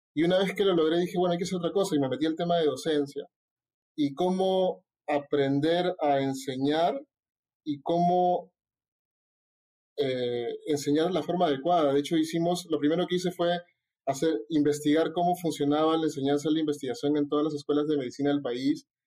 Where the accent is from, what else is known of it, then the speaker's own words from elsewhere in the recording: Callao, Peru; soy chalaco